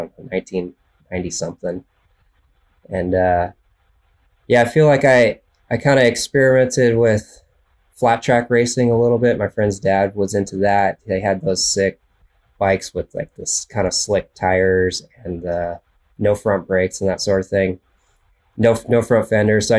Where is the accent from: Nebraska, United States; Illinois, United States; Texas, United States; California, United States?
California, United States; Central Valley; also born or lived in Idaho; now in Northern California, United States; I grew up in the Central Valley, California